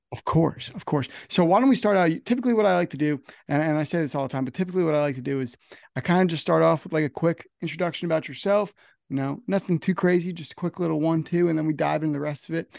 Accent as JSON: {"language": "English", "region": "New Jersey", "country": "United States", "said": "I'm from New Jersey, so I'm up here in New Jersey"}